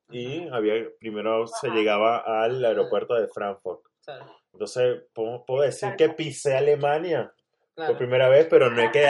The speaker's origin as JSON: {"language": "Spanish", "country": "Venezuela", "said": "Mira, la primera vez que yo salí de Venezuela, simplemente lo que hice fue cruzar un puente, el puente internacional Simón"}